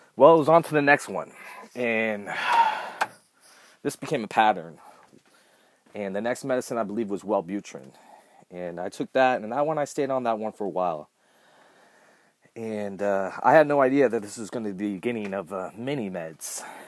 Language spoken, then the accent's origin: English; Southern California, United States; I was born here in Southern California